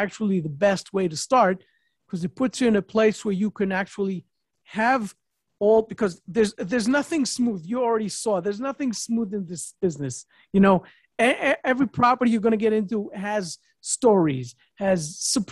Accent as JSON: {"language": "English", "region": "New York", "country": "United States", "moved": "yes", "said": "I'm also a New Yorker, not in New York right now, but a New York person"}